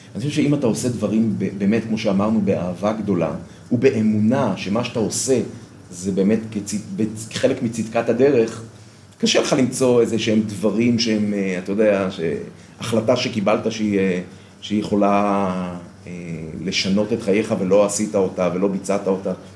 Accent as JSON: {"language": "Hebrew", "town": "Bnei Brak", "region": "Tel Aviv District", "country": "Israel", "tie": "born or raised there", "moved": "as an adult", "lives_now": "Modi'in, Israel", "said": "אני גדלתי בציבור הדתי, אה, לאומי, בבני ברק של פעם"}